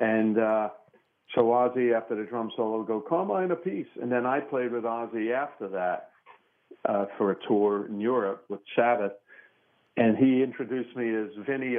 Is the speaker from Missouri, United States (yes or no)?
no; New York City, New York, United States; I grew up in Brooklyn, played with bands in Brooklyn